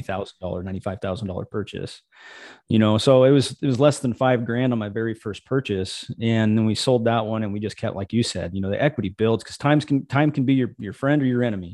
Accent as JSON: {"language": "English", "region": "Missouri", "country": "United States", "tie": "born or raised there", "moved": "yes", "said": "I grew up in Missouri"}